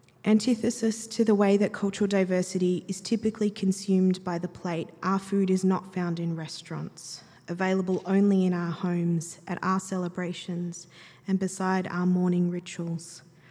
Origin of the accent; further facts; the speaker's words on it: Adelaide, South Australia, Australia; now in Melbourne, Australia; Me, I was born in Adelaide a few years after my parents moved down south from Darwin, the youngest of the brood. Now on the eastern seaboard, Melbourne specifically